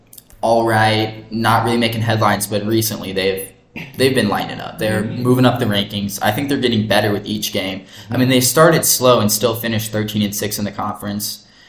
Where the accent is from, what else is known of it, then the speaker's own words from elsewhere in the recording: Nebraska, United States; We are from Nebraska.